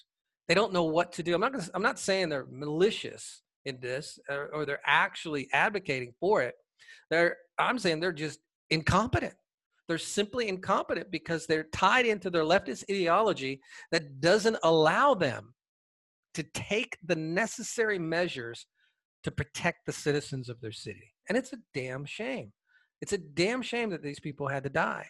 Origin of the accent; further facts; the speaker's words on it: Atlanta, Georgia, United States; here in my hometown in Atlanta